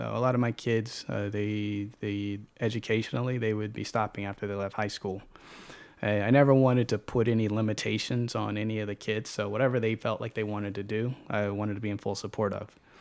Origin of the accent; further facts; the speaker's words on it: Chesterfield, Virginia, United States; also born or lived in Highland Park; born and raised in Chesterfield, um, elementary, middle, high school out there, and graduated from Monacan High School